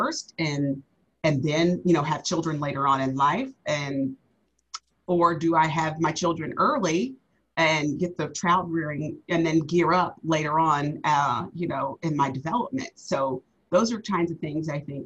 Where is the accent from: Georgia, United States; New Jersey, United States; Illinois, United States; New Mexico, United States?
Georgia, United States; moved away as an adult; also born or lived in Tampa, Florida; I'm actually from the Georgia area